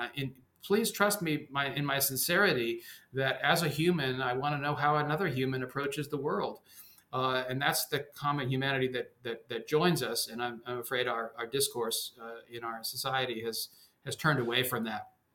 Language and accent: English; suburban New York, United States; accent: mainstream American; also born or lived in Denmark; I came at the age of three, grew up in suburban New York